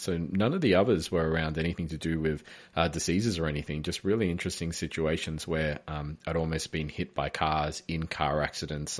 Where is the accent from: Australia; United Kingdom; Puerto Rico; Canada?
Australia; Melbourne, Victoria; moved away; I'm from Melbourne originally